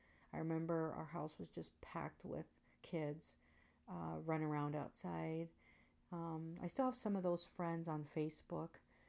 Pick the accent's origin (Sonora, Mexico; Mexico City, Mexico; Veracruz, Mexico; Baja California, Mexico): Baja California, Mexico; Tijuana; I'd like to share a little bit about myself. I was born in Tijuana, Baja California, Mexico. My parents came to Tijuana. They are originally from La Magdalena, Michoacán, Mexico